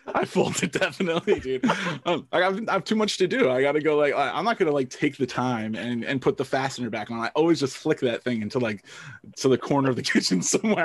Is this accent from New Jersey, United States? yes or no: yes; New Jersey, United States; I, I grew up in New Jersey, so pretty normal, like suburban